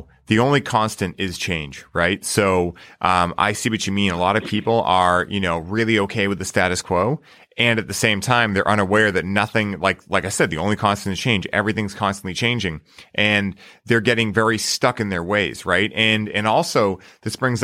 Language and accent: English; United States; growing up in the States